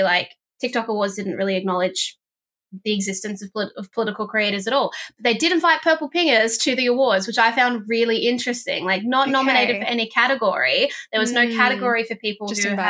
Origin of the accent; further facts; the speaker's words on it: Northern Territory, Australia; now in Victoria, Australia; I was from the Northern Territory